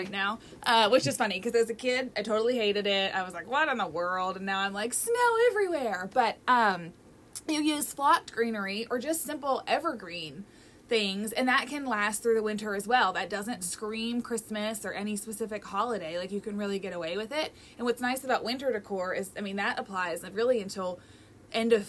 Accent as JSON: {"language": "English", "town": "Louisville", "region": "Kentucky", "country": "United States", "tie": "born or raised there", "moved": "yes", "said": "I grew up in Louisville, and my family is still there."}